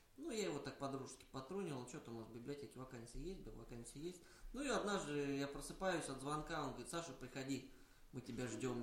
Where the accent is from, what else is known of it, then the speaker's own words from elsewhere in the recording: Tambov, Tambov Oblast, Russia; now in Saint Petersburg, Russia; мою малую родину